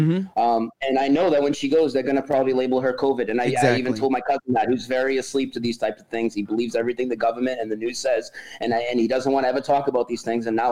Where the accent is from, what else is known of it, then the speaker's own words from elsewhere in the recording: near Boston, Massachusetts, United States; now in North Carolina, United States; I'm from near Boston. I moved to North Carolina like a month ago, but I'm in California right now